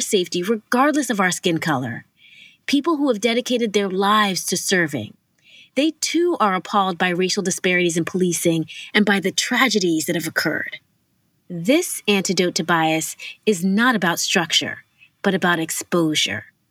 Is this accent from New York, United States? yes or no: yes; New York City, New York, United States; Growing up in Harlem in the eighties and nineties, which was predominantly Black and Latino